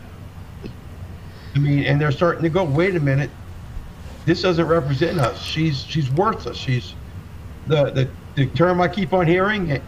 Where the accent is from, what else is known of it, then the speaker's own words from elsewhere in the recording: Louisiana, United States; now in Minnesota, United States; I'm from Louisiana originally. I'm not a local.